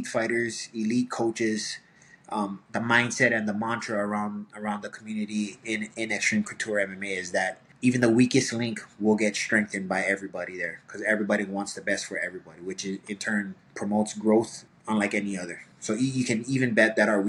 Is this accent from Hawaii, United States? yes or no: yes; Waianae, Hawaii, United States; I'm from Waianae, Hawaii. So I'm from Oahu